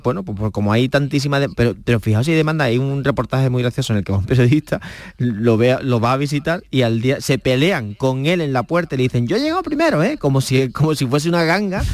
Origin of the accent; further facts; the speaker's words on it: Cádiz, Andalusia, Spain; yo soy de Cádiz